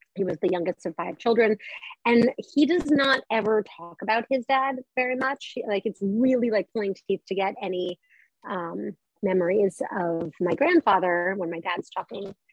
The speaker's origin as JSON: {"language": "English", "region": "Colorado", "country": "United States", "tie": "born or raised there", "moved": "yes", "said": "I grew up in Colorado"}